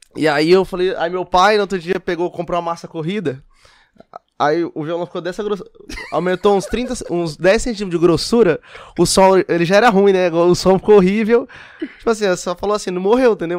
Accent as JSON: {"language": "Portuguese", "town": "Olímpia", "region": "São Paulo", "country": "Brazil", "tie": "born or raised there", "lives_now": "São José do Rio Preto, Brazil", "said": "Nascido e criado em Olímpia. Vim para Rio Preto depois de é, com 17, 18 anos."}